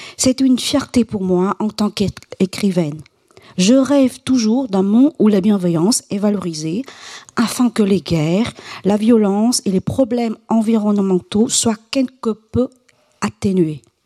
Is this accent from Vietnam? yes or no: yes; Quảng Trị, Vietnam; Je suis née à Quang Chi, l'une des provinces les plus pauvres du centre du Vietnam